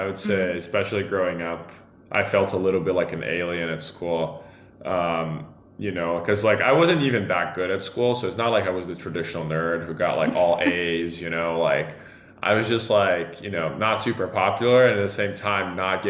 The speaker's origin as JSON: {"language": "English", "region": "São Paulo", "country": "Brazil", "tie": "born or raised there", "second_language": "English", "said": "I usually say I grew up in Sao Paulo, but actually the state of Sao Paulo. I moved around a lot, and it was great."}